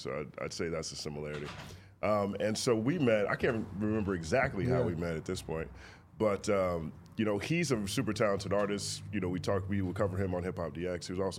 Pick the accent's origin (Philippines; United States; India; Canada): United States; the South; now in Los Angeles, United States; I grew up in the South. You know, I've got a two-parent household